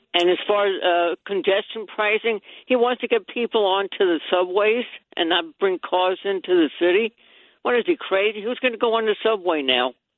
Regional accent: Rockland County, New York, United States; I'm also from Rockland County

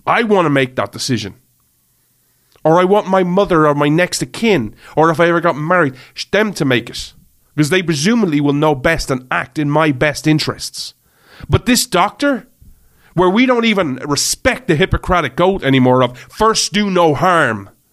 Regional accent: Ireland; I grew up in Ireland. I live in Ireland

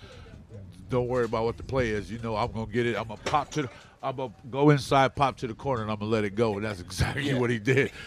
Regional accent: Connecticut, United States; I was raised in Connecticut, so I'm a Walt Frazier fan

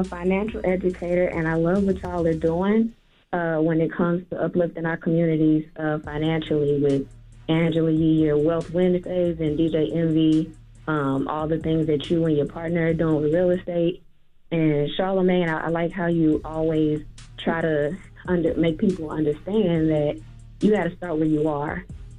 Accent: Houston, Texas, United States; I'm from Houston.

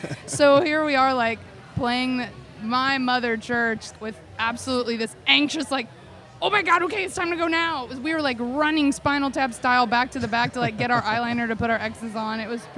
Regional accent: Chattanooga, Tennessee, United States; I grew up in Chattanooga.

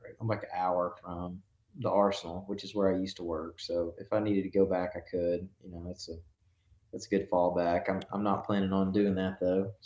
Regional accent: Northeast Alabama, United States; I'm from Northeast Alabama, which is where I still currently live.

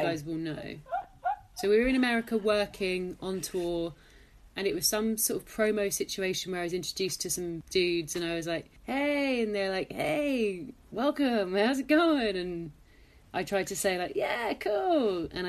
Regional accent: England, United Kingdom; And I think I just said like, "Sorry, I'm English," because I thought he wasn't speaking English.

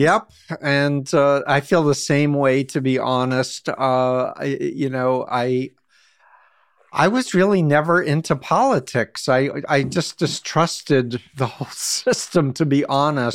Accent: United States; As an American

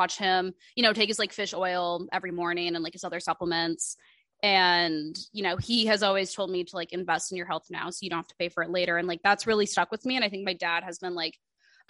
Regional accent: Omaha, Nebraska, United States; now in New York, United States; I'm from Omaha, Nebraska

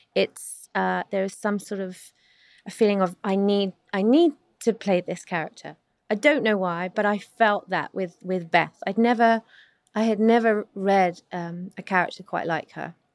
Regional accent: London, United Kingdom; I'm not American, so I grew up in South London, England.

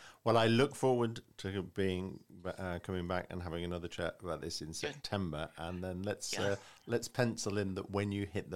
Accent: United Kingdom; and I'm saying this as a Brit, it's a very American thing

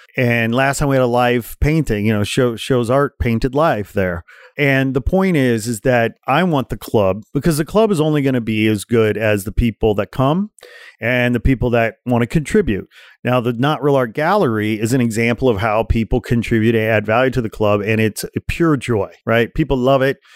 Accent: Portage, Indiana, United States; also born or lived in Gary, Indiana; I was born in Gary, Indiana, grew up in Portage, Indiana, about forty miles outside Chicago

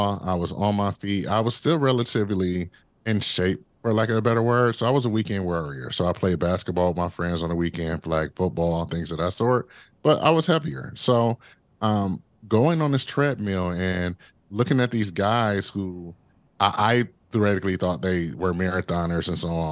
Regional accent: Detroit, Michigan, United States; a young Black kid growing up in Detroit, Michigan

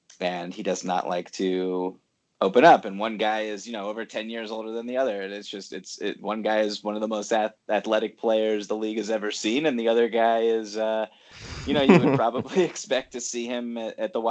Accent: Boston, Massachusetts, United States; now in Brooklyn, United States; I grew up in Boston

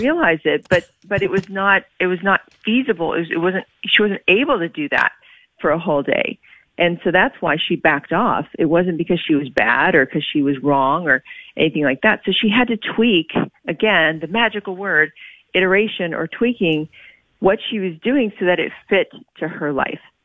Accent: Oklahoma, United States; I grew up in Oklahoma.

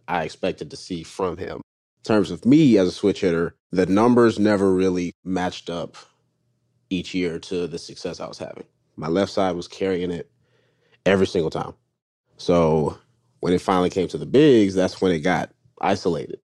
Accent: North Carolina, United States; I'm from North Carolina

